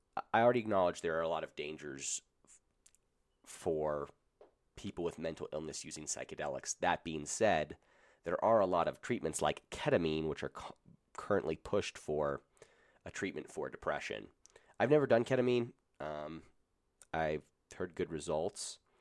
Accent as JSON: {"language": "English", "region": "Colorado", "country": "United States", "said": "I'm from Colorado"}